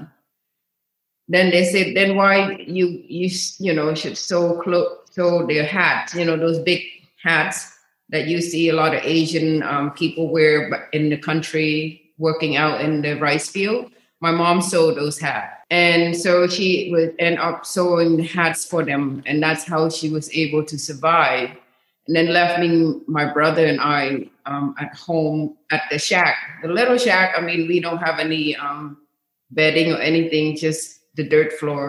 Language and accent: English; Cambodia; now in United States; I was from, was born and raised in Cambodia, and the capital of Cambodia is called Phnom Penh